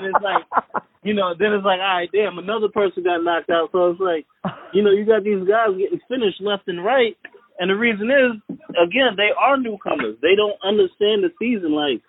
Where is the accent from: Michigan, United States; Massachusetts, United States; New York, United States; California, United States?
New York, United States; Freeport; I grew up in Freeport, but my family and everybody, we're from Trinidad